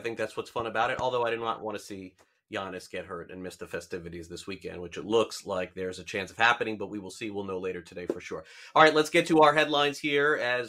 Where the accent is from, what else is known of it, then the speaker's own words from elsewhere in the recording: Florida, United States; Florida, my home state